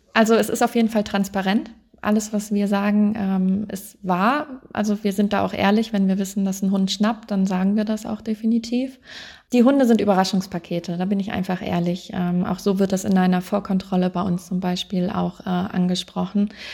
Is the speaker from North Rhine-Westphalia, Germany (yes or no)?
yes; Wuppertal, North Rhine-Westphalia, Germany; Ich komme aus Wuppertal, oben okay. aus dem NRW